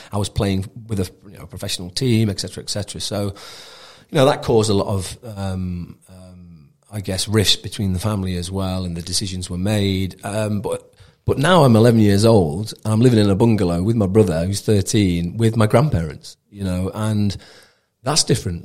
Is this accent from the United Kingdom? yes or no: yes; Mansfield, East Midlands, United Kingdom; also born or lived in Wigan; we're moved from Wigan down into, into Mansfield